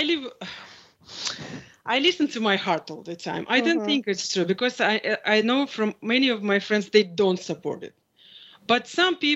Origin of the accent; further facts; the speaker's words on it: Russia; moved away; I'm from Russia